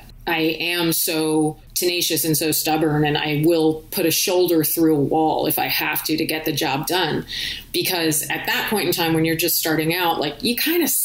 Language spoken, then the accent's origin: English; California, United States; moved away; also born or lived in Chicago; growing up in California